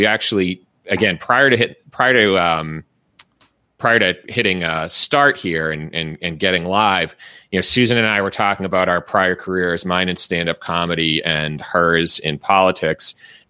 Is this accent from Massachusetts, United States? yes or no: yes; Massachusetts, United States; in my home state of Massachusetts